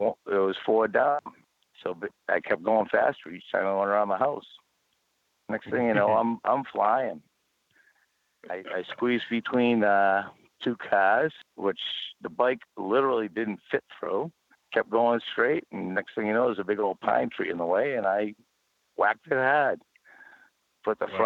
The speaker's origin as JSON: {"language": "English", "region": "New England", "country": "United States", "said": "I'm from New England."}